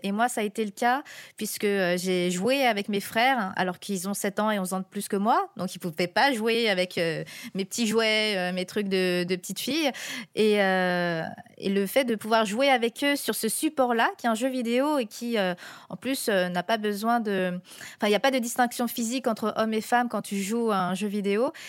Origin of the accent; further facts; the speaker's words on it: France; quand on est aux États-Unis et qu'on est français là-bas